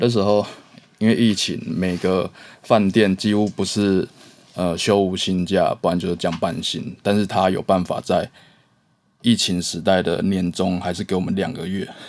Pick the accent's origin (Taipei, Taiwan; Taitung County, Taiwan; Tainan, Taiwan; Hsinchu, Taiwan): Taipei, Taiwan; moved away as an adult; now in Changhua, Taiwan; 我不是，我是台北人。